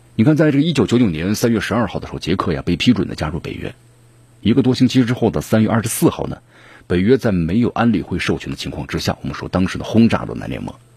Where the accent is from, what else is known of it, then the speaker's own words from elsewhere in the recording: China; 我们中国人